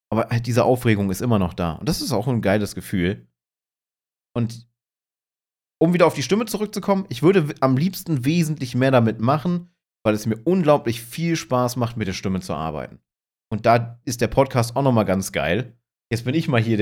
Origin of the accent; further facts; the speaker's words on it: Hanover, Lower Saxony, Germany; Ich komme ja ursprünglich aus Hannover. Man übernimmt unglaublich schnell Dialekte und du wirst diese Dialekte dann nicht los.